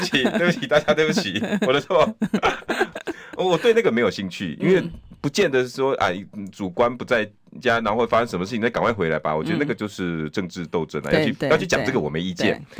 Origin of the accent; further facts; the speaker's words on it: Tucheng, New Taipei, Taiwan; 我今天想要先讲一件我故乡的事，土城